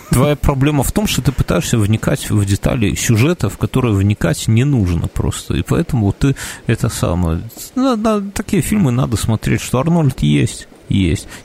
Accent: Belarus; я из Беларуси, у нас скажут «Терминатор»

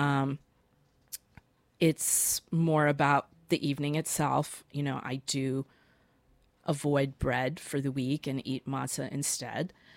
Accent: Boston, Massachusetts, United States; moved away; I'm, I'm from Boston, and that's where my father is.

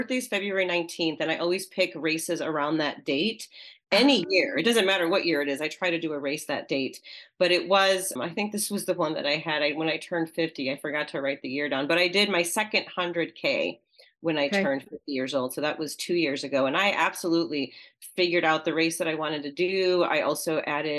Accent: Pittsfield, Massachusetts, United States; my hometown of Pittsfield, Massachusetts

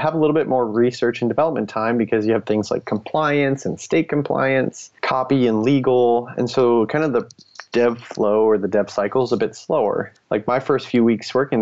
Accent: United States; first language English; now in Nebraska, United States; I'm the only American maintainer and speaking English as my first language

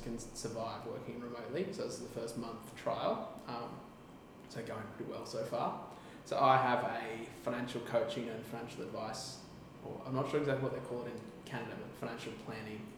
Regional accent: Gold Coast, Queensland, Australia; I'm from the Gold Coast, Australia

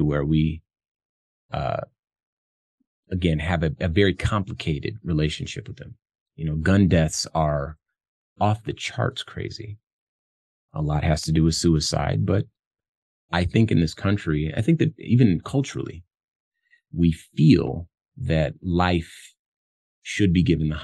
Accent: Compton, California, United States; moved away; I come from Compton, California, which is where I was born. Very, very tough environment when I lived there in the 80s

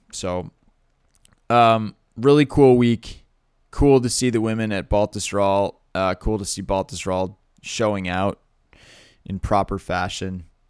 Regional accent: Massachusetts, United States; I grew up in Massachusetts

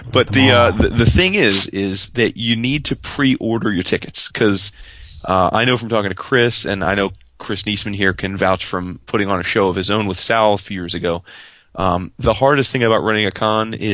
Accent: Ireland; As an Irishman, I love me some Irish pub.

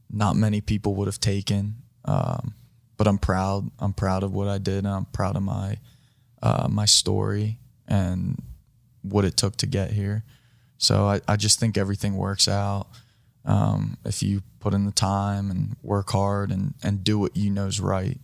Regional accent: East Coast, United States; moved away as an adult; now in Los Angeles, United States; I grew up right on the East Coast, grew up around the water

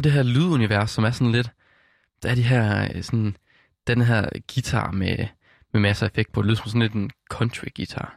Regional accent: West Jutland, Central Denmark Region, Denmark; jeg kommer fra Vestjylland af

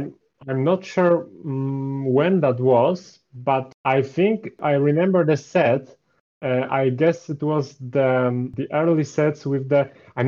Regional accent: Poland; So I'm actually from Poland. I don't think many people know that, as I don't really advertise that in my builds. And most of the descriptions are in English. So, yeah, I'm from Poland. I'm 26 years old.

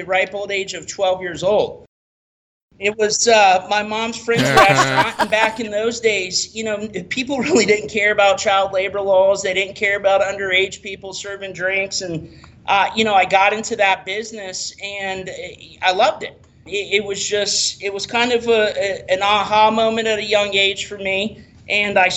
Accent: Tampa, Florida, United States; also born or lived in Rockingham, North Carolina / St. Petersburg; I actually moved here when I was 3 days old

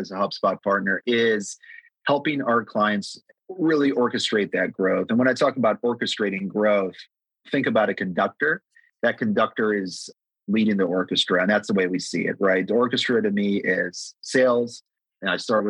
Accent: United States; also born or lived in Amsterdam, Netherlands; immigrated to the US when I was, 3 years old

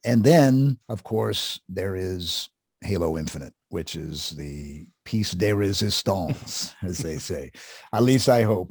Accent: Columbus, Ohio, United States; in Columbus, Ohio, which was where I grew up

